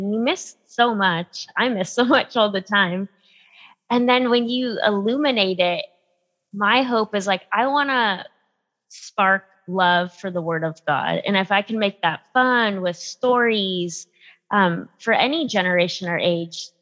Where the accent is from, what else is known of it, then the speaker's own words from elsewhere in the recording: San Diego, California, United States; moved away as an adult; I grew up in San Diego, California